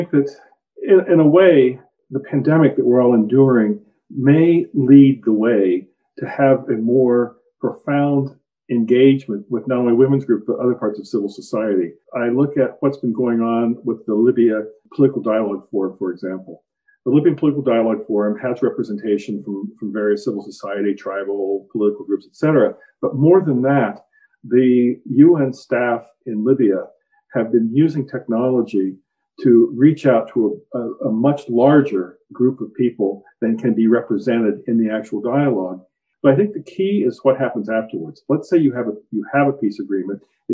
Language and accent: English; United States; as an American citizen